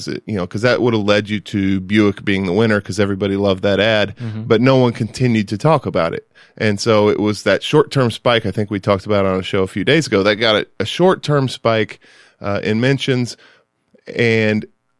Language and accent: English; Evansville, Indiana, United States; I grew up in Evansville, Indiana. That's where I went to high school and a couple years of college before I transferred.